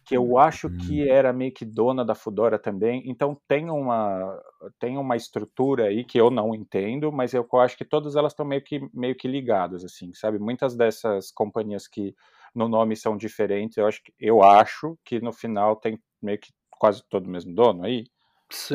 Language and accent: Portuguese; São Paulo, Brazil; moved away as an adult; now in Germany; eu sou de São Paulo